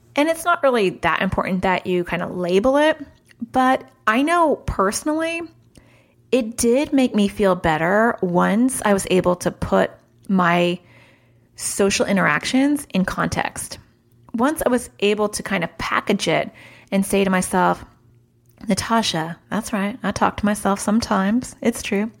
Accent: New York City, New York, United States; I was born in New York City

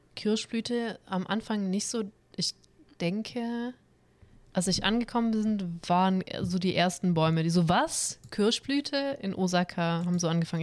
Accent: Stuttgart, Baden-Württemberg, Germany; also born or lived in Cologne area; now in Cologne, Germany

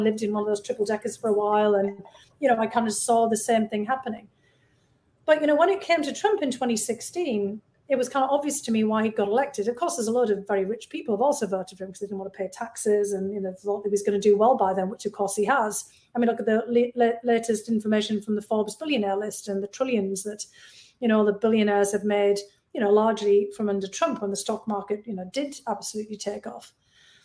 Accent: Bishop Auckland, North East England, United Kingdom; moved away as an adult; now in United States; Bishop Auckland, my hometown.

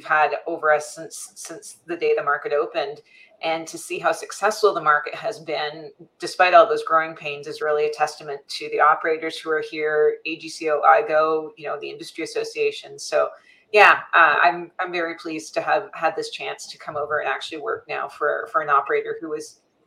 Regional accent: Canada; my home country

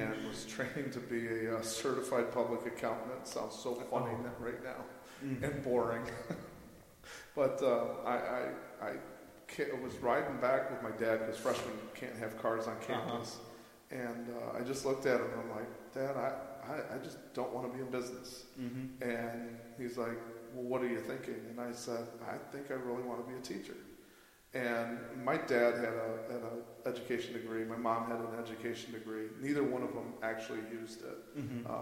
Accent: Toledo, Ohio, United States; I'm from Toledo and graduated from St. Francis

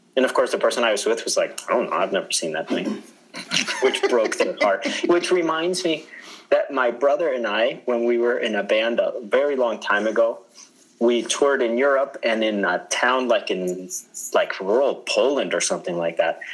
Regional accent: Colombia; now in United States; we're from Colombia. We live in the United States

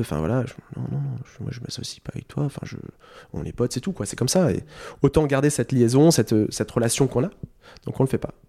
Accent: Sercus, Hauts-de-France, France; moved away as an adult; also born or lived in Lille; Je viens de Sercu, euh, mon village natal, là où j'ai grandi pendant une vingtaine d'années.

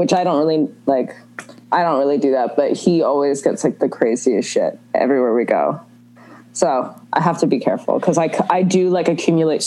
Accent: Canada; Canadian, obviously

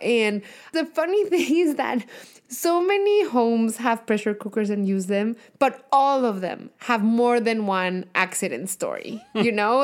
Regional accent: Mexico; accent: thick, heavy Mexican accent; moved away; I have the thick, heavy accent from having, you know, been born and raised in Mexico

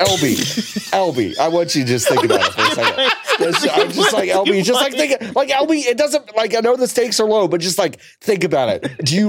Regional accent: Texas, United States; now in Arkansas, United States; Hi, I'm originally from Texas, but I live in Arkansas now.

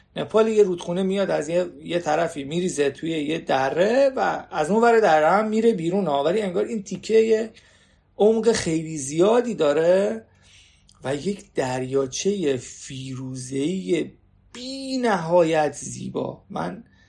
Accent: Iran; من ایرانیم

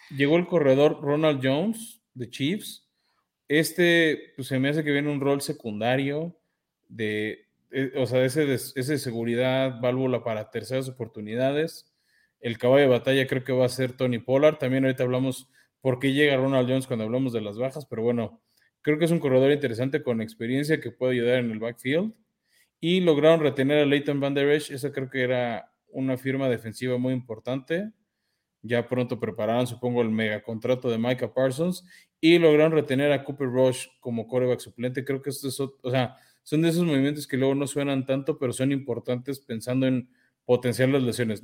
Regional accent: Mexico

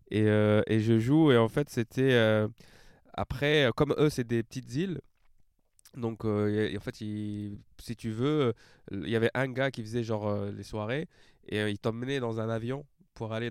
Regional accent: France; mec, je viens de France, je viens d'arriver, j'ai pas de contact.

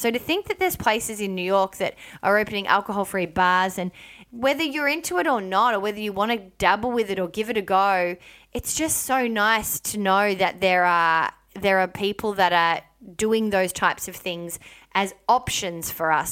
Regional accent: Melbourne, Victoria, Australia; moved away; my upbringing and my life growing up in Melbourne, Victoria

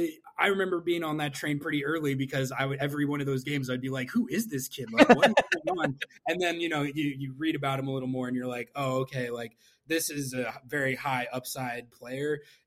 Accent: Santa Fe, New Mexico, United States; moved away; I'm a diehard New Mexico United fan in the USL Championship, because I'm from Santa Fe originally.

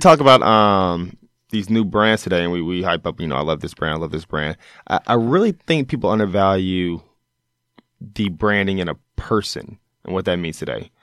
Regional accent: Mississippi, United States; growing up in Mississippi

